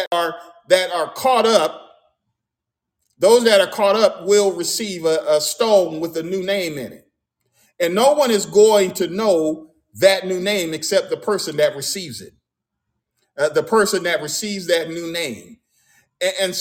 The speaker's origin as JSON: {"language": "English", "country": "United States", "said": "I'm American, you know, African American"}